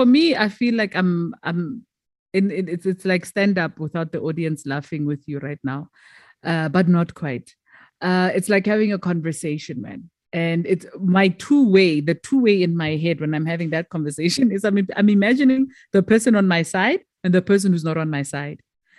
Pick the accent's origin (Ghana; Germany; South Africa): South Africa; first language Tswana; English is a second language; And then with Motsweding now, it's my mother tongue